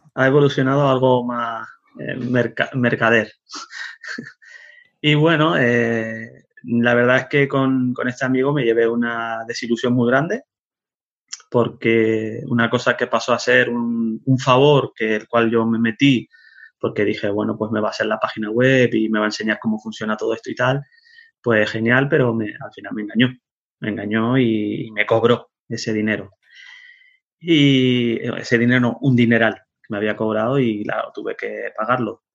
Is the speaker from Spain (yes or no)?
yes; Tenerife, Canary Islands, Spain; also born or lived in Netherlands / Zaragoza; Nací en Holanda, eh, fue un 24 de marzo de, 1974 y me crié en Tenerife